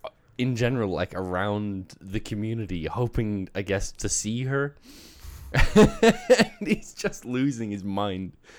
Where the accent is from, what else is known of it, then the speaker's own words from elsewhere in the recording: Australia; moved away; I grew up in Australia. I spent fourteen years there